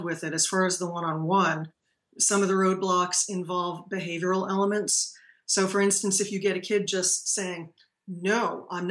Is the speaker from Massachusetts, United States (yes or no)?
yes; Paxton, Massachusetts, United States; now in Tennessee, United States; I'm a native from Massachusetts, and so I've been down in Tennessee now since 1992.